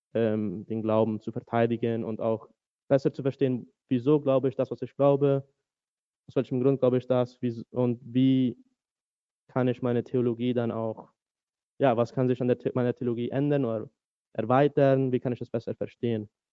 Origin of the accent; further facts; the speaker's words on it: Asunción, Paraguay; first language German; moved away as an adult; also born or lived in United States; now in Berlin, Germany; ich bin in Asunción, Paraguay geboren und auch zum größten Teil aufgewachsen, dazwischen nochmal fünf Jahre in den USA